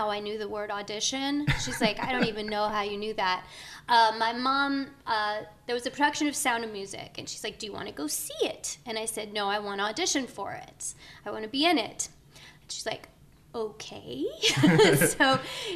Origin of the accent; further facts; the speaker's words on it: Davenport, Iowa, United States; I grew up in Davenport, Iowa